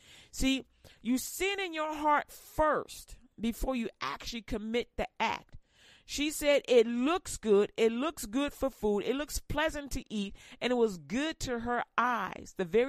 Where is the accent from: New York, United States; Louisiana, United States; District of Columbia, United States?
Louisiana, United States; But, you know, I'm from Louisiana, so she be trying.